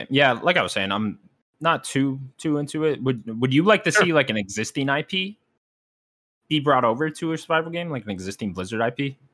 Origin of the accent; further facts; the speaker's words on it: United States; I'm American